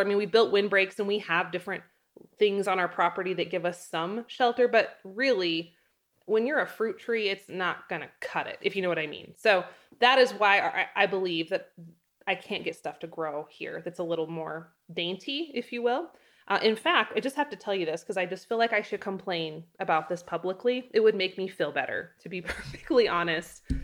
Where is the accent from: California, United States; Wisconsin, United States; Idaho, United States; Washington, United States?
Idaho, United States; North; now in Wyoming, United States; I come from North Idaho. There are fruit things growing everywhere in North Idaho. There's, like, you pick berry farms